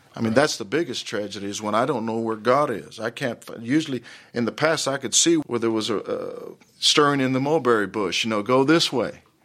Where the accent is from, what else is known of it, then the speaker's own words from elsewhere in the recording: Dallas, Texas, United States; I grew up in Dallas in the Oak Cliff area